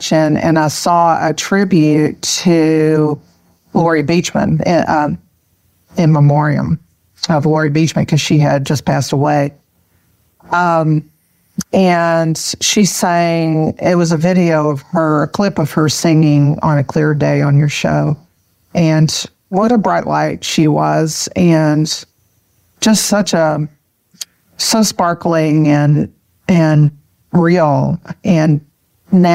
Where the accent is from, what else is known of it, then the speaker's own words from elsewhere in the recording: Texas, United States; accent: Texas; now in Houston, United States; calling from Houston. And I'm sure you'll pick up on my Texas accent pretty easily